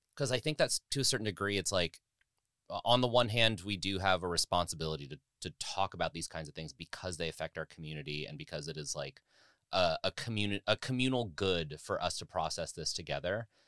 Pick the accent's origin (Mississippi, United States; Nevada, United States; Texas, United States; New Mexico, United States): Nevada, United States; Las Vegas; also born or lived in Bay Area / Chicago / New York; now in Los Angeles, United States; I grew up in Las Vegas